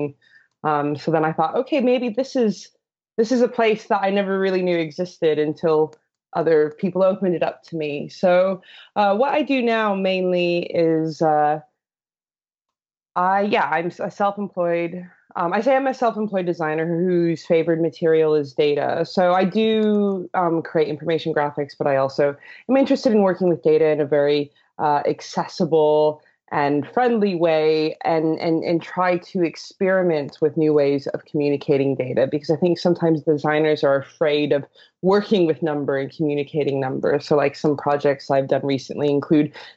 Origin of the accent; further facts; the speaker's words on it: Colorado, United States; moved away as an adult; now in London, United Kingdom; I live in London, but I am originally from Colorado.